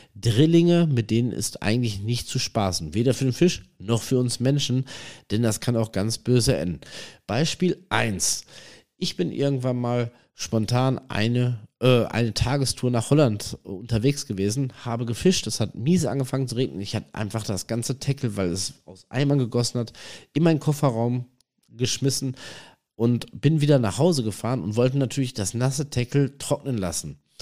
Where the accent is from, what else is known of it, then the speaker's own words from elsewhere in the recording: North Rhine-Westphalia, Germany; am Forellenhof hier bei uns in NRW in der Nähe von Iserlohn